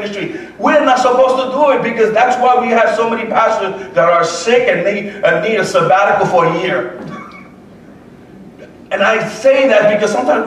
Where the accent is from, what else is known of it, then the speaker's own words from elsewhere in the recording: New York City, New York, United States; moved away; also born or lived in Puerto Rico / Lawrenceville, Georgia; I was born and raised in the Bronx